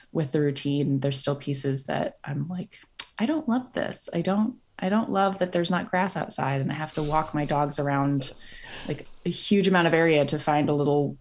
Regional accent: Iowa, United States; moved away as an adult; also born or lived in North Carolina; now in San Francisco, United States; I grew up in Iowa and then I went to North Carolina for grad school

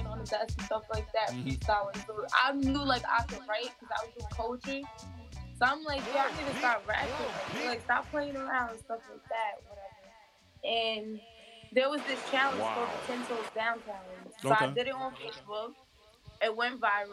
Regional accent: New Jersey, United States; now in Atlanta, United States; I relocated to Atlanta, so now I reside in Atlanta, but I'm from Jersey.

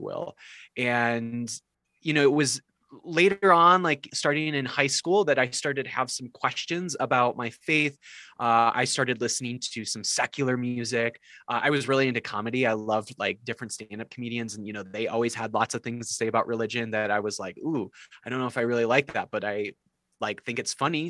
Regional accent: South Dakota, United States; I grew up uh, in like what I felt like was the heart of evangelicalism, uh, not in Nashville, but uh, in in South Dakota

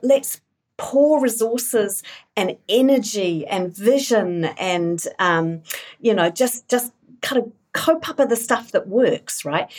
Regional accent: England, United Kingdom; now in New Zealand; I grew up in England, born in New Zealand, grew up in England, um, part of the miners' strike in the eighties.

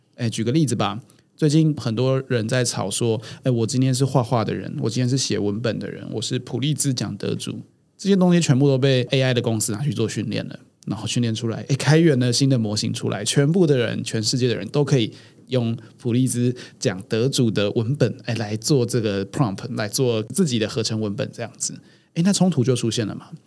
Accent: Taiwan; 我们台湾人是比较没有工会精神的

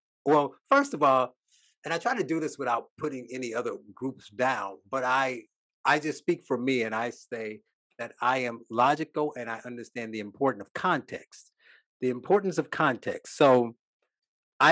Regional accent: Northwest Indiana, United States; I grew up in Northwest Indiana

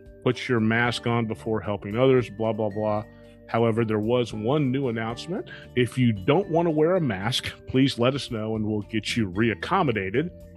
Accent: Dallas, Texas, United States; now in Orlando, United States; Dallas, Texas, my hometown

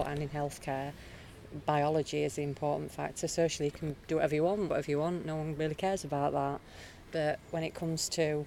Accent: Sheffield, Yorkshire and the Humber, United Kingdom; I'm from Sheffield

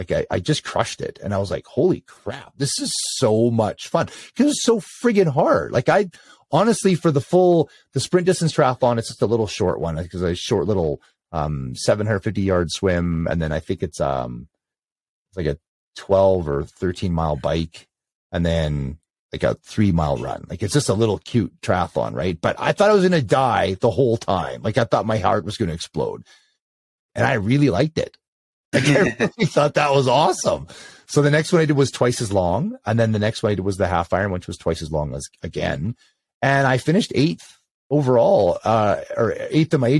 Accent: Canada; I am Canadian

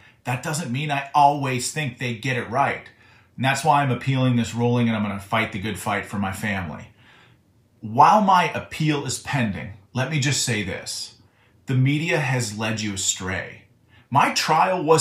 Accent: Butler County, Pennsylvania, United States; my hometown in Butler County, Pennsylvania

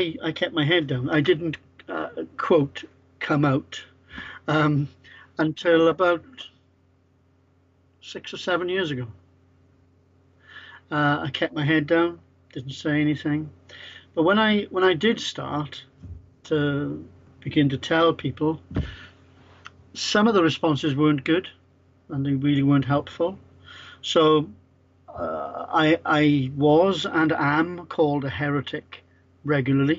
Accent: Wales, United Kingdom; I'm Welsh as well

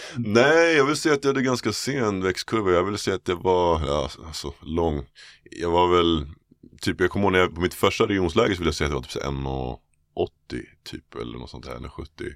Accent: Täby, Stockholm County, Sweden; also born or lived in Bromma, Stockholm / United States; jag föddes i, i jag i Täby faktiskt, mm, okay. norrort. Ehm, flyttade till pappa i Abrahamsberg, Bromma när jag var 15, när jag började gymnasiet på Solna. Okay. Men majoriteten av tiden spenderade faktiskt i Täby skulle jag säga

